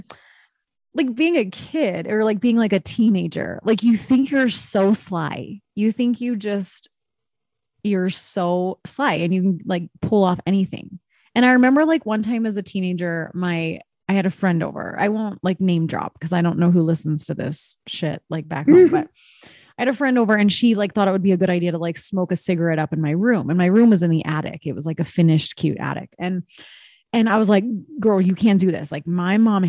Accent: Pennsylvania, United States; I grew up in Pennsylvania

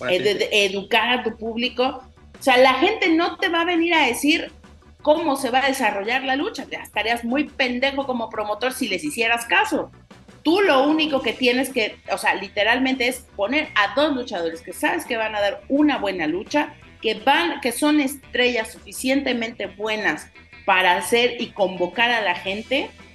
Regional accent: Mexico

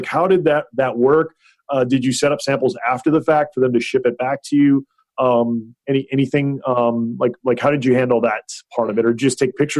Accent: Hawaii, United States; I grew up in Hawaii.

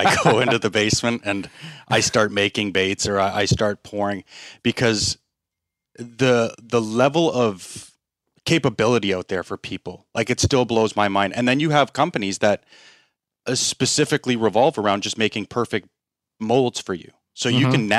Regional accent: Canada; Like, I'm a Japanese bait maker when I'm from Canada.

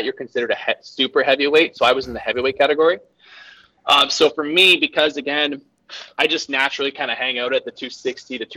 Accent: Canada; I'm Canadian

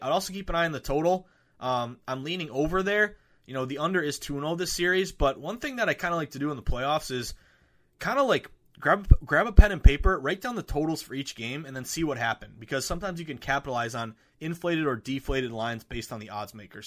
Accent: the Berkshires, Western Massachusetts, United States; moved away; I'm going back home to Western Mass, uh, the beautiful Berkshires, uh, where I grew up.

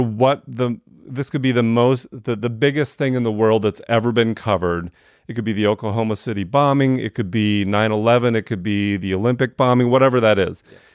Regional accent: Wisconsin, United States; now in Atlanta, United States; I was a white kid growing up in Wisconsin

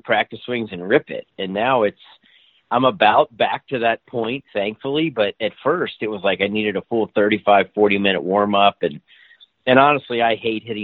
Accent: Kentucky, United States; the course I grew up at in Kentucky, Summit Hills Country Club

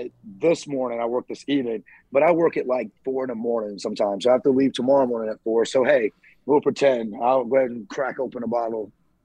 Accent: Southern United States, United States; I mean, I grew up in the South eating chitlins and pig

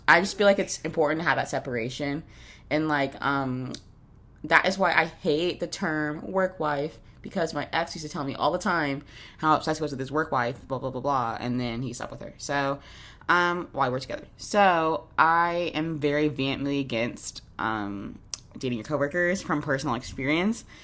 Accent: Jacksonville, Florida, United States; moved away as an adult; now in New York, United States; I grew up in Jacksonville, Florida

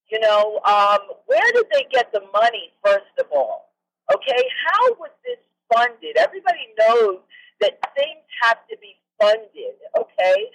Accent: New York, United States; also born or lived in Anchorage; now in Alaska, United States; I was born and raised in New York. I'm used to more happening, more going on.

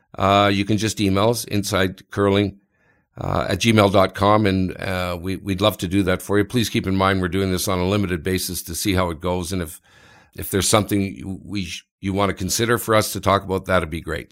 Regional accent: Canada; I'm Canadian

